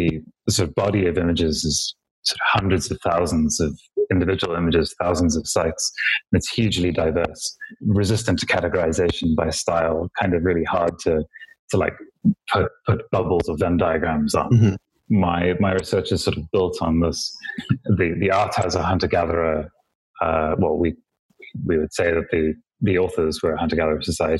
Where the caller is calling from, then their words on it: Johannesburg, Gauteng, South Africa; I'm in Johannesburg, South Africa, where it is presently bleak.